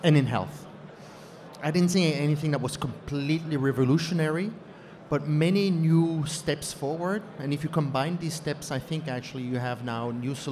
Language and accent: English; Canada; moved away as an adult; also born or lived in United States; now in Zurich, Switzerland; I grew up in Canada